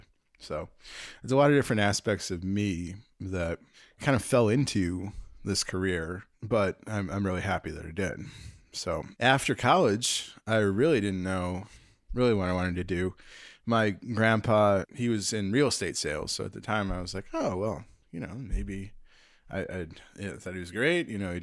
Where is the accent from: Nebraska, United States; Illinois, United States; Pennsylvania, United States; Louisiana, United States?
Illinois, United States; Park Ridge; So suburbs, yeah. I was born in Park Ridge. Lived in a few places, but yeah, I keep coming back to Chicago.